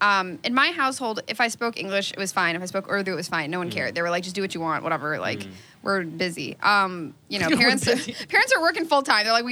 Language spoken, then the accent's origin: English; United States; I was like, no, I'm not, you know, I'm American. I don't need that. And so I just wouldn't speak it, but I could, I understood all of it.